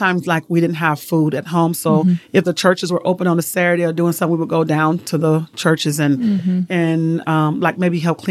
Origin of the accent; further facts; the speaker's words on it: Chicago, Illinois, United States; moved away as an adult; now in Utah, United States; I was born and raised in Chicago, Illinois. Grew up there, high school.